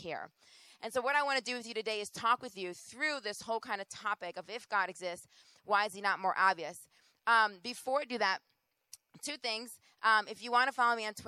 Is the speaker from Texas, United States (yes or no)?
no; Rochester, New York, United States; moved away; also born or lived in Boston; I am originally from Rochester, New York